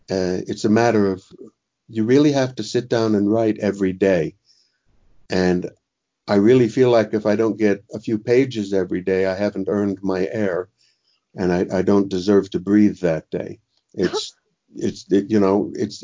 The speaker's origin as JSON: {"language": "English", "town": "Miami", "region": "Florida", "country": "United States", "tie": "born or raised there", "said": "my past growing up in Miami"}